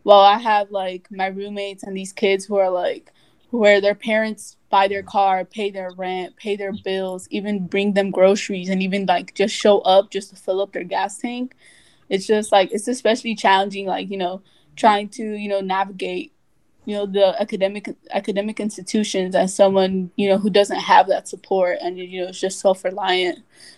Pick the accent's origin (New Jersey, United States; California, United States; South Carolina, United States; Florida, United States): California, United States; Los Angeles; also born or lived in Littlerock, California; So I moved to Watts when, like, in fourth grade, so I must have been, like, 9 or 10 around there. But, like, I was originally from, like, I lived, like, in a small, like, town called, like, Little Rock. It's, like, near Lancaster.